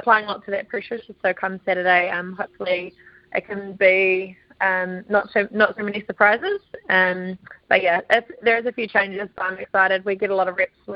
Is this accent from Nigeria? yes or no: no; South Island, New Zealand; I come from the South Island, so I feel pretty at home down here.